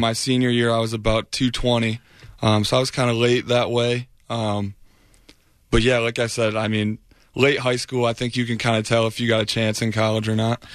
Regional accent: Michigan, United States; moved away as an adult; now in Tampa, United States; I'm from Michigan

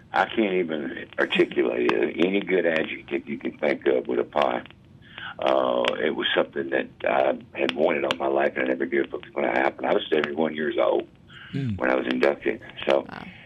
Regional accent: the South, United States; I'm from the South.

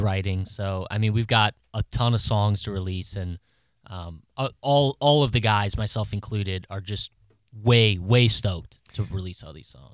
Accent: Maryland, United States; I'm from Maryland

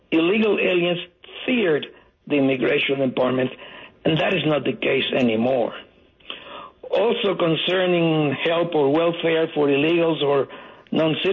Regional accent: Cuba; now in United States; I came from Cuba legally in 1960

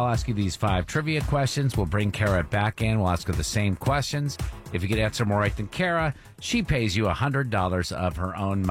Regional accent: Brattleboro, Vermont, United States; born or raised there

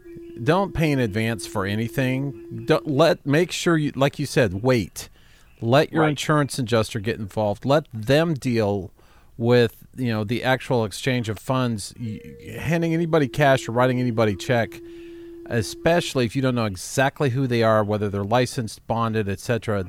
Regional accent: Bozeman, Montana, United States; I grew up in Montana. You probably remember that. And Bozeman, Montana, we woke up to a layer of ash on the world that day.

